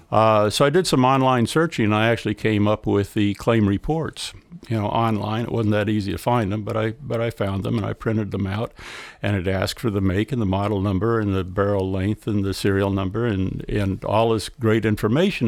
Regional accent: Delaware, United States; We come from Delaware

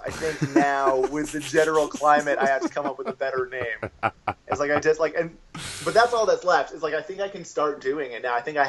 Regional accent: Brunswick, Maine, United States; also born or lived in White River Junction, Vermont; I'm from Brunswick, which is like, it's a little bit

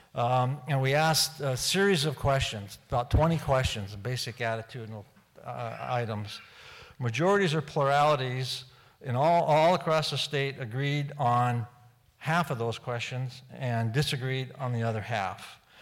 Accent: Grays Harbor, Washington, United States; Grays Harbor, my hometown

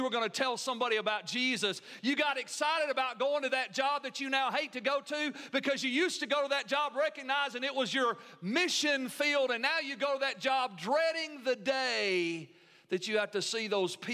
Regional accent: United States; as an American

